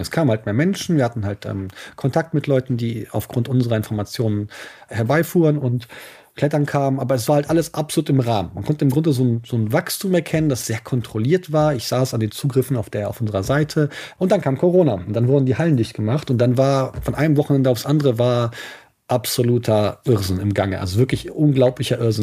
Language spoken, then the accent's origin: German; Eifel, Germany; bei uns in der Eifel